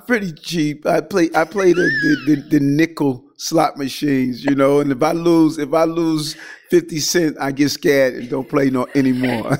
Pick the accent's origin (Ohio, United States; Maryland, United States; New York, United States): New York, United States; New York City; as a child growing up in Qu-, Queens